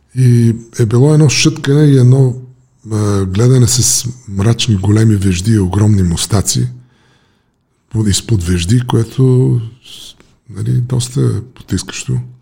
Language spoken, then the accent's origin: Bulgarian; Bulgaria; moved away as an adult; also born or lived in United States; избягах от България